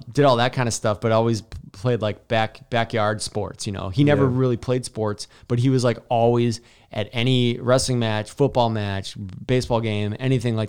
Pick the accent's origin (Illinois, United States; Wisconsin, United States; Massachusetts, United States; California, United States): Wisconsin, United States; Milwaukee; growing up in Milwaukee